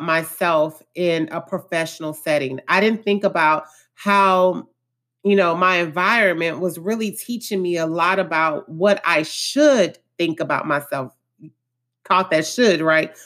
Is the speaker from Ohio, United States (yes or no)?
no; Houston, Texas, United States; I was born and raised in Acres Home, which is one of the more lower income areas of Houston, Texas.